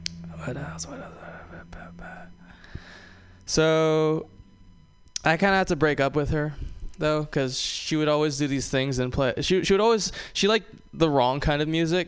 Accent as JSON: {"language": "English", "region": "Hawaii", "country": "United States", "tie": "born or raised there", "moved": "yes", "said": "I am from Hawaii. I am. I love growing up in Hawaii"}